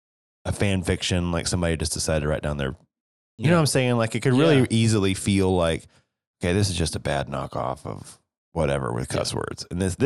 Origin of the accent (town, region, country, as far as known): East Tennessee, United States